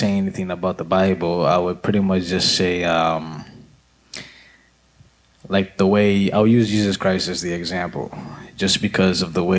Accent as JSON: {"language": "English", "town": "Lowell", "region": "Massachusetts", "country": "United States", "tie": "born or raised there", "also_born_or_lived": "Nairobi, Kenya", "said": "I'm from Lowell, Massachusetts"}